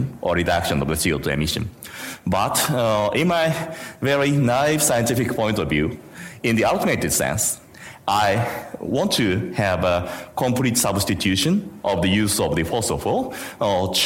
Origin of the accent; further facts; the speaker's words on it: Japan; I'm coming from Japan